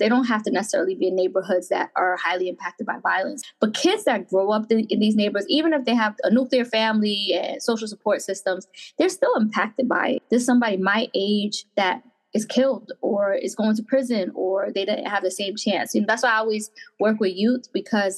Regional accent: Passaic, New Jersey, United States; I grew up in Passaic, which is the neighboring town.

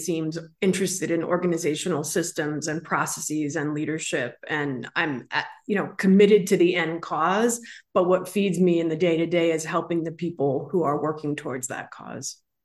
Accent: San Francisco, California, United States; growing up in San Francisco

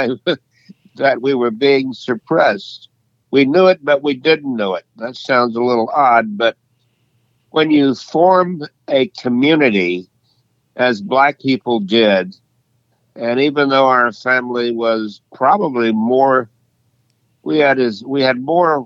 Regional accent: Leesville, Louisiana, United States; I was born in Leesville, Louisiana in 1939 in the Jim Crow era

